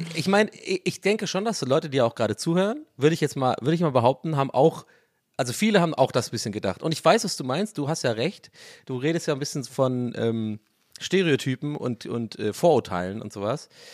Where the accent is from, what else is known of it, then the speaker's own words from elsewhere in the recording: Swabia, Germany; bei uns im Schwabenland